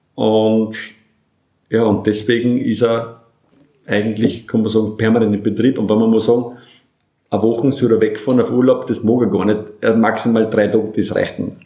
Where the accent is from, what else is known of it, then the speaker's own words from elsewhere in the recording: Burgenland, Austria; als Burgenländer